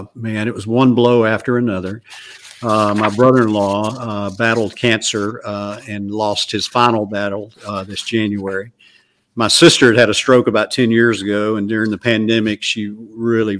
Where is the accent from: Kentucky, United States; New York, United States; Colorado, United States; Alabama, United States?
Alabama, United States; growing up in Alabama